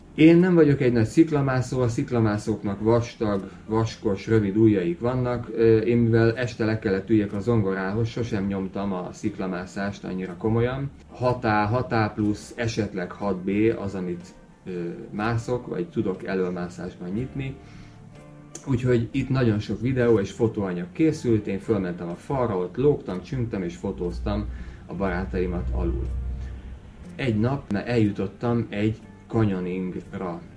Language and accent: Hungarian; Hungary; now in Tenerife, Spain; mivel magyar vagyok